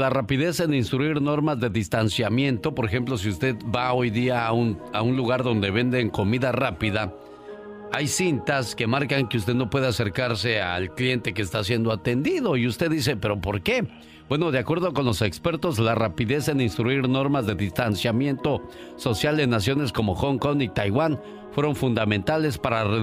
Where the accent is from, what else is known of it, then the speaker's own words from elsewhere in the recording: Guerrero, Mexico; Un día salí de Guerrero, pero Guerrero nunca salió de mí.